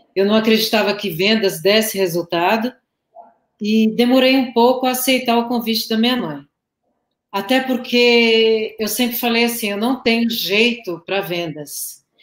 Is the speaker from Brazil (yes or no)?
yes; São Paulo, Brazil; moved away as an adult; also born or lived in Osasco; now in Goiânia, Brazil; eu sou de São Paulo, tá? Capital.